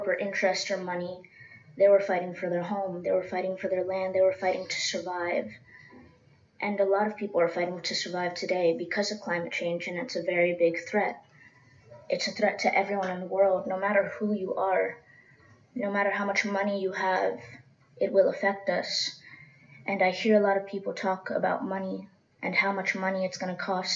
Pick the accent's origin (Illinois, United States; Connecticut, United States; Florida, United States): Florida, United States; Seminole Indian Reservation; I grew up on the Seminole Indian Reservation